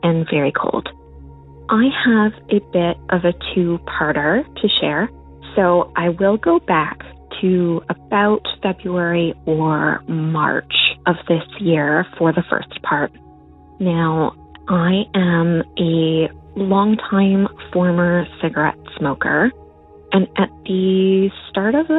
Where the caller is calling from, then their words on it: Northern Ontario, Canada; I am calling from Northern Ontario, Canada